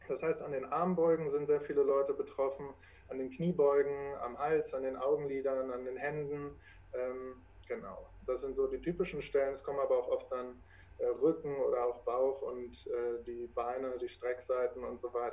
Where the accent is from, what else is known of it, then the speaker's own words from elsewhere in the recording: Braunschweig, Lower Saxony, Germany; ich komme aus der Region Braunschweig. Äh, hier wohne ich auch